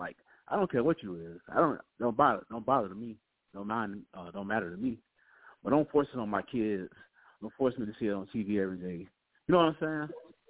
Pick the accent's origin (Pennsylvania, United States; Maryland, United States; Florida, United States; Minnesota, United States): Florida, United States; Jacksonville; So I'm from Jacksonville.